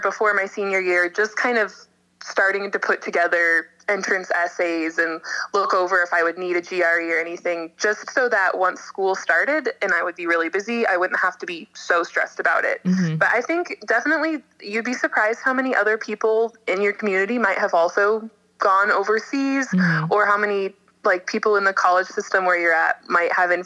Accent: Lincoln, Nebraska, United States; moved away as an adult; also born or lived in St. Paul, Minnesota / Galway, Ireland; I'm originally from Lincoln, Nebraska

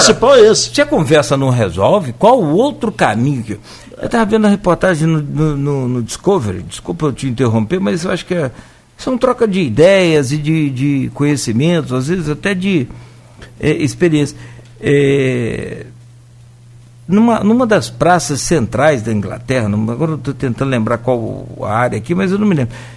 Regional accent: Italva, Rio de Janeiro, Brazil; eu sou de Italva

